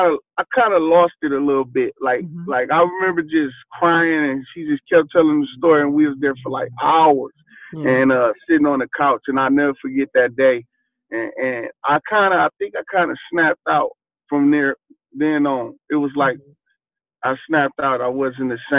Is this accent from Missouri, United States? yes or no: no; Flint, Michigan, United States; growing up in Flint, Michigan, it was real hard.